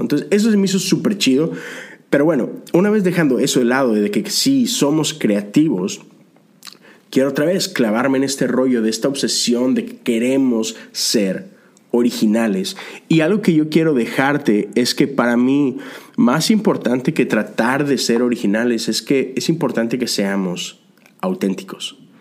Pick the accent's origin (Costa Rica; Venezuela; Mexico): Mexico; now in United States; México, el país de donde vengo